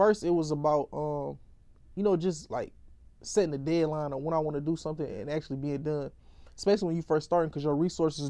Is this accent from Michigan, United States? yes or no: yes; Detroit, Michigan, United States; I'm from Detroit.